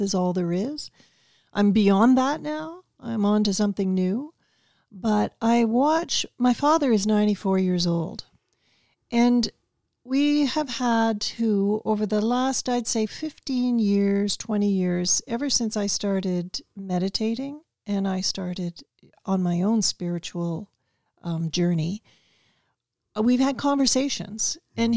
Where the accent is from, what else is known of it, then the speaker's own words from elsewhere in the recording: Toronto, Ontario, Canada; growing up in Toronto